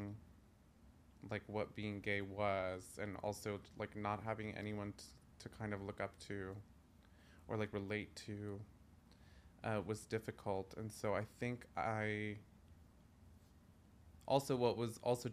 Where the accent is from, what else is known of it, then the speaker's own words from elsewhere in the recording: New York City, New York, United States; I grew up in Greenpoint, Williamsburg